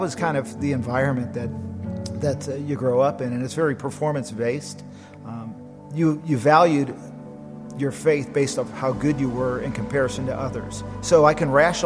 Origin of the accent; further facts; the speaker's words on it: Akron, Ohio, United States; I was born in the Midwest in Akron, Ohio, and a very Catholic, Italian, Irish environment. And so grew up with a lot of tradition